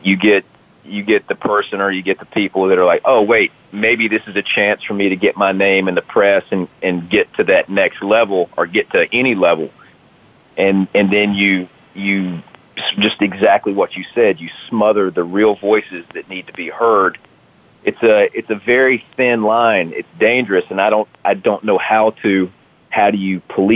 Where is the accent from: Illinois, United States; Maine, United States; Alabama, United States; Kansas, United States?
Alabama, United States; accent: Southern; moved away; I grew up in Alabama